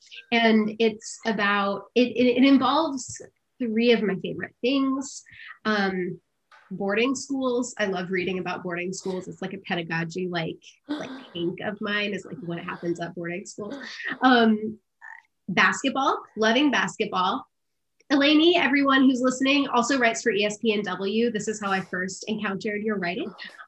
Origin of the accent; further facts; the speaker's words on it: Tennessee, United States; And I'm from Tennessee